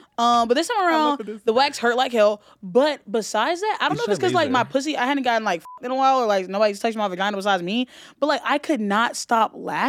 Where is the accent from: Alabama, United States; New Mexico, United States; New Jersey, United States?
Alabama, United States; born there; Yeah, I was born in Alabama.